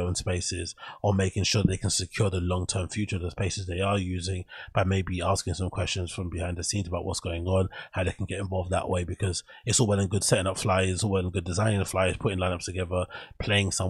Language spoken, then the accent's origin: English; London, United Kingdom; the area that I grew up in Canning Town